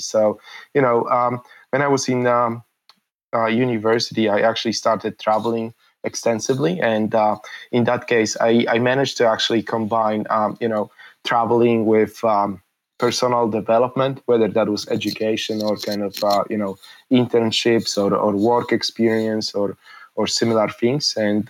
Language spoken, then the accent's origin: English; Poland; when I was born in Poland, Poland was still a communist country. I don't really remember communism, but you know, I effectively grew up in post-communist Poland, so things were limited.